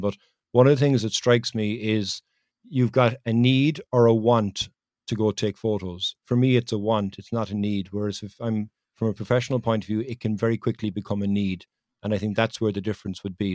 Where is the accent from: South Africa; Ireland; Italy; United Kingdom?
Ireland; it's much easier for me to talk to somebody being from Ireland